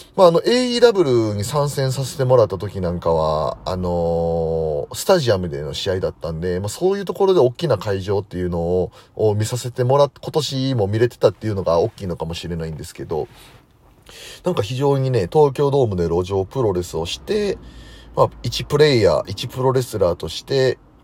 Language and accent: Japanese; Osaka, Japan; moved away; 僕大阪出身なんで